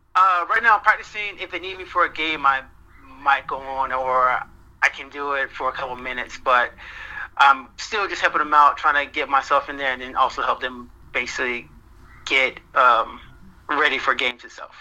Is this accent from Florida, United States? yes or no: yes; St. Petersburg, Florida, United States; moved away; I'm originally from St. Petersburg, Florida